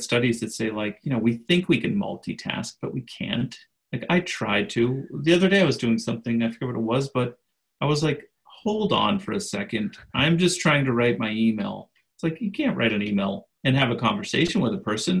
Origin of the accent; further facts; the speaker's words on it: Boston, Massachusetts, United States; I'm from the Boston area